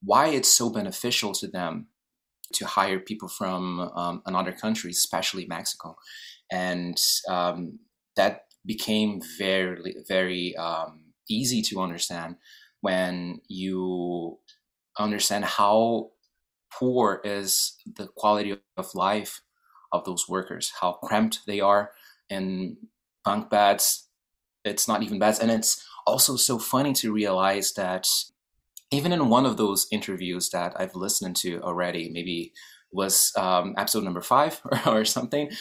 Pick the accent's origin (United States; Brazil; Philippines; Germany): Brazil; moved away as an adult; now in Vancouver, Canada; I'm from Brazil, born and raised. I've been living in Vancouver since 2018.